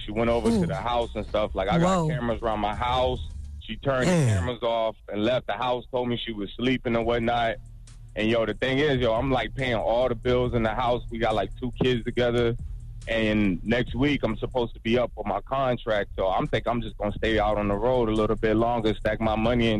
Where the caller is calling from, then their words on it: Florida, United States; Yo, this T. I'm calling from Florida, man.